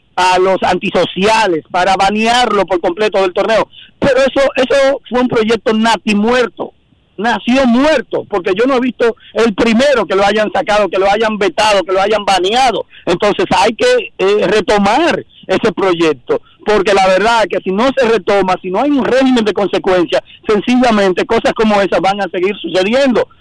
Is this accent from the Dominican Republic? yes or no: yes; Dominican Republic; nosotros como dominicanos, como amantes del baloncesto